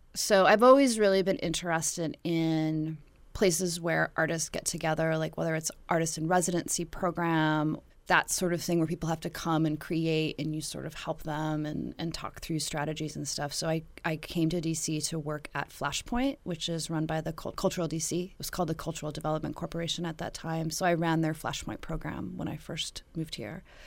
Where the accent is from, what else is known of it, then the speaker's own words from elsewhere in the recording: Dillon, Montana, United States; now in Washington, D.C., United States; I grew up in Dillon, Montana